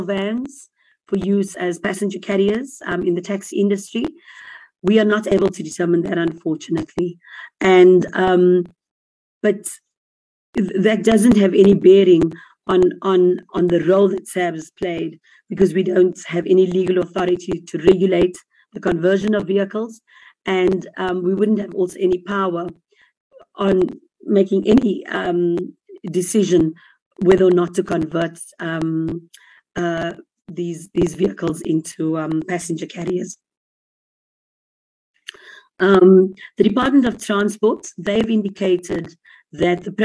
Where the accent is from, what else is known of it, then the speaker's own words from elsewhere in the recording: South Africa; as a South African citizen